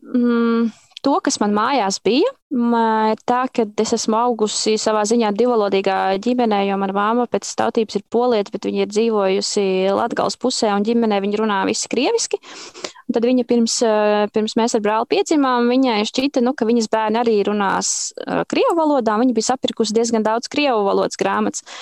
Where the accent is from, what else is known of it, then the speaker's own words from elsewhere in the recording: Zemgale, Latvia; es tiešām kā zemgaliete